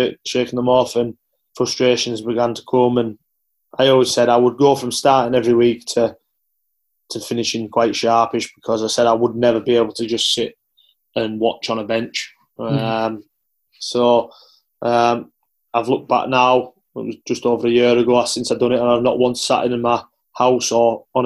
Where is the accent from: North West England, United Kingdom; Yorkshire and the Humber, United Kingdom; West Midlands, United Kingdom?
North West England, United Kingdom; Carlisle; Carlisle United, who was my hometown team